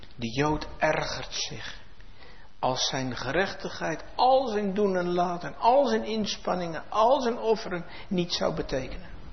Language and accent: Dutch; Netherlands; in ons vaderland